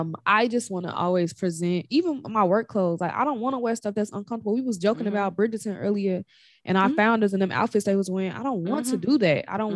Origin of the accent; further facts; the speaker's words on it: Chicago, Illinois, United States; accent: Chicago; because being a native of Chicago is always me. But having been raised in Chica